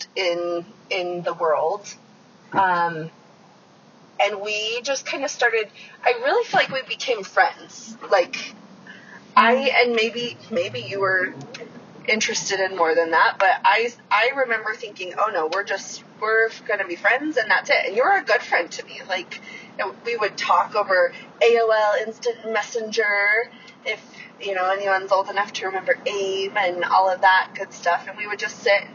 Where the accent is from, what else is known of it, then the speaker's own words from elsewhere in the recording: Utah, United States; I've always lived in Utah. I was born and raised here.